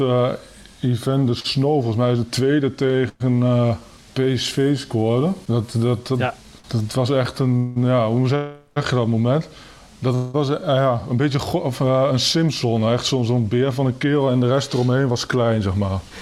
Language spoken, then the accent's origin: Dutch; Kampen, Overijssel, Netherlands; geboren en getogen in Kampen